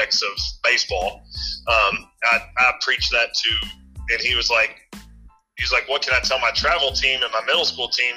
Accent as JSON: {"language": "English", "area": "Spencer County", "region": "Kentucky", "country": "United States", "tie": "born or raised there", "said": "I grew up in Spencer County, which is an 8th region school"}